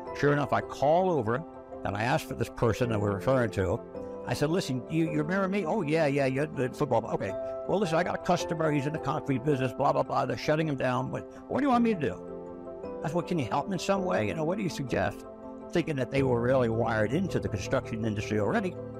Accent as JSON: {"language": "English", "region": "New York", "country": "United States", "tie": "born or raised there", "moved": "yes", "said": "I grew up in New York"}